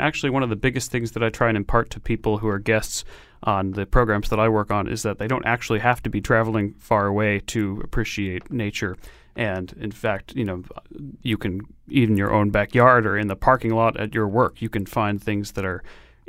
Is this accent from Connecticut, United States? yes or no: yes; Connecticut, United States; Growing up in Connecticut, it is a fantastic place to grow up and be attuned to the natural world around you.